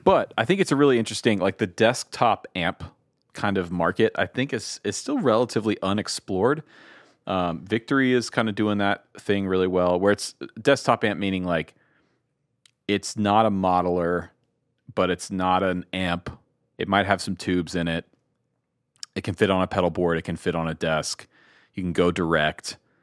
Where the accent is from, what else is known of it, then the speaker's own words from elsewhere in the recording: Georgia, United States; I grew up in Georgia